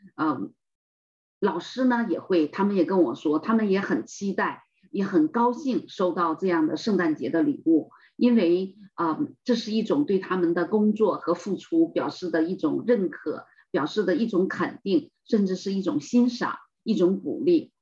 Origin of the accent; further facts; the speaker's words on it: China; 我们中国人